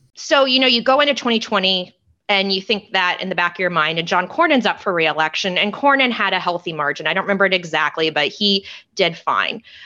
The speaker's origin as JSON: {"language": "English", "region": "Texas", "country": "United States", "tie": "born or raised there", "said": "in Texas, it's really hard, and this is my home state"}